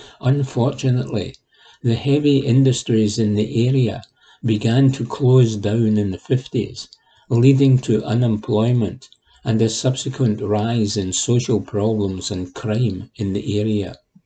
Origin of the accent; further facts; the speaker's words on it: Glasgow, Scotland, United Kingdom; It is embarrassing to admit, as someone who has been born and brought up in Glasgow, that I have never really travelled around Scotland much.